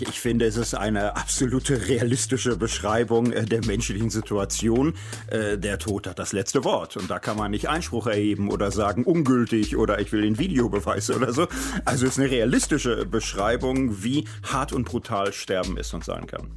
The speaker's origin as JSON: {"language": "German", "town": "Gelsenkirchen", "region": "North Rhine-Westphalia", "country": "Germany", "tie": "born or raised there", "also_born_or_lived": "Wattenscheid", "moved": "yes", "lives_now": "Marburg, Germany", "said": "in Wattenscheid geboren, in Gelsenkirchen, aber mein Lebtag aufgewachsen"}